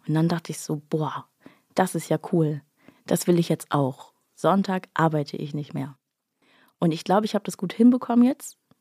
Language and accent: German; Bad Oldesloe, Schleswig-Holstein, Germany; born or raised there